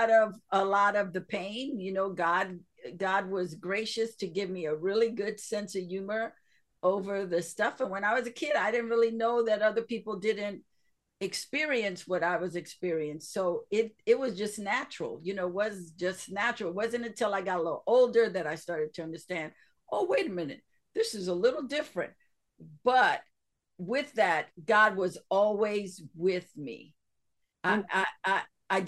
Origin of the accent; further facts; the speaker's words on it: New York City, New York, United States; my childhood growing up in Spanish Harlem